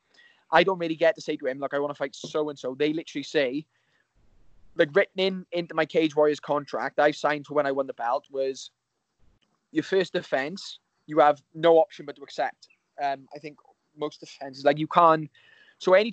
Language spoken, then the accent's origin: English; United Kingdom; we're all British